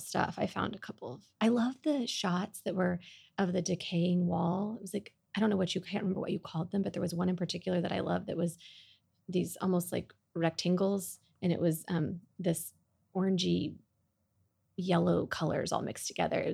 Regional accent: Oklahoma, United States; now in Dallas, United States; I grew up in Oklahoma

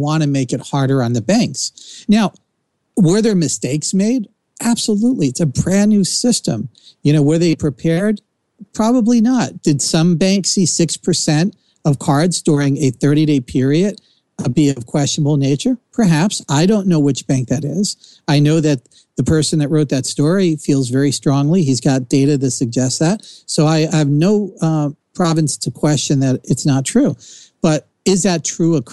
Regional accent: New Jersey, United States; accent: Jersey; my Jersey accent

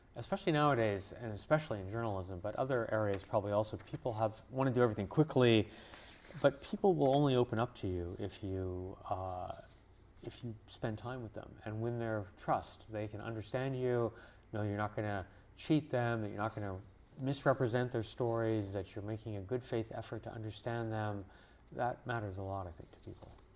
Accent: Montreal, Quebec, Canada; now in United States; I grew up in Montreal, in Canada

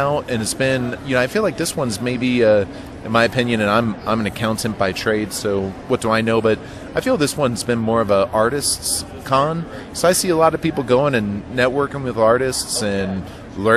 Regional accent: Miami, Florida, United States; I remember growing up in Miami, and Florida

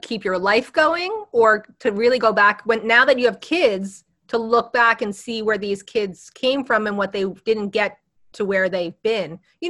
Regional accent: West Orange, New Jersey, United States; I grew up here. I grew up in West Orange, not like Jersey City.

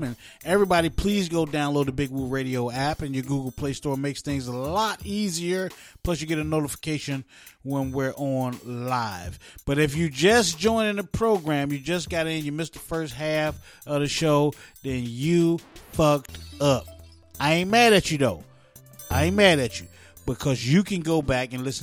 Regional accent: East Orange, New Jersey, United States; I was born in East Orange, New Jersey

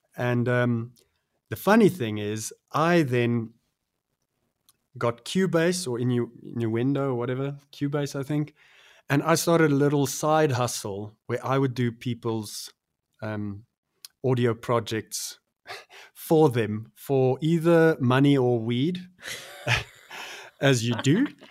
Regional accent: Pretoria, Gauteng, South Africa; growing up in the Mot, I still love the the moat

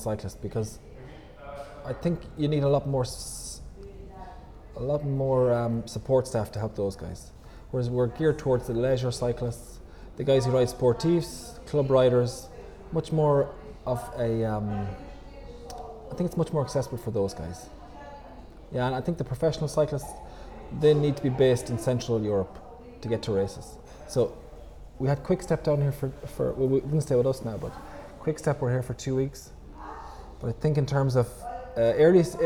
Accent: Ireland; moved away as an adult; now in Portugal; I'm from Ireland

